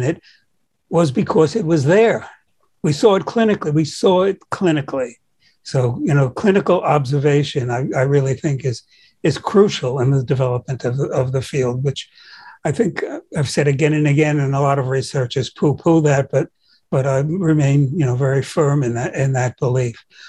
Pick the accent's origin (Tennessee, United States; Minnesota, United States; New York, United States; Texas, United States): New York, United States; New York City; I grew up in Brooklyn